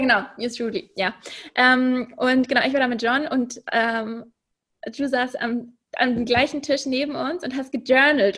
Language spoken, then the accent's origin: German; Munich, Bavaria, Germany; moved away as an adult; also born or lived in Hamburg / Copenhagen; Ich komme ursprünglich aus München und ähm, habe dort eigentlich fast mein ganzes Leben gewohnt